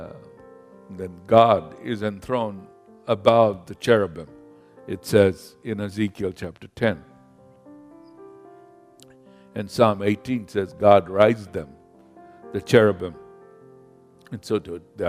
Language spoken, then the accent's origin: English; Kenya; moved away; I grew up in Kenya, in Africa.